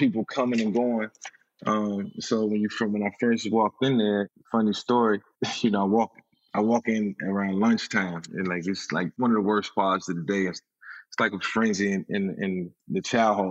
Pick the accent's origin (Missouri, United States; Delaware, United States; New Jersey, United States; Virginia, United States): Virginia, United States; Virginia, my hometown